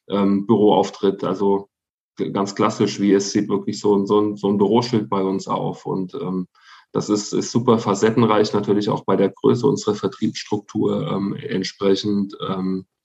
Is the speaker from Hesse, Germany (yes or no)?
yes; Hesse, Germany; ich komme gebürtig aus Mittelhessen. Das ist wirklich so eine ähm, Handballregion zu der Zeit